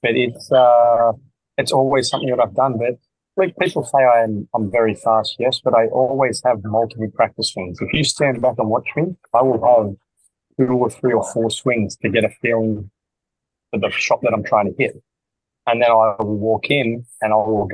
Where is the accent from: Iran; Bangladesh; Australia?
Australia; growing up in Australia